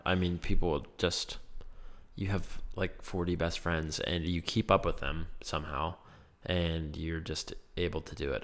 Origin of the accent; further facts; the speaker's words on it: Laurel Highlands, Pennsylvania, United States; it is my hometown and where I've always grown up.